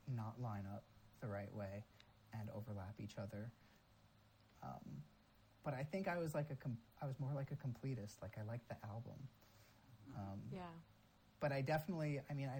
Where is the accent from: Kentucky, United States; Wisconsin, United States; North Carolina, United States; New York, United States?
New York, United States; about an hour north of New York City, United States; I grew up about an hour north of the city